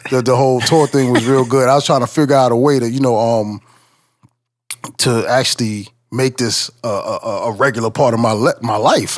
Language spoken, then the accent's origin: English; 510 South Franklin, New York, United States; my hometown, 510 uh, South Franklin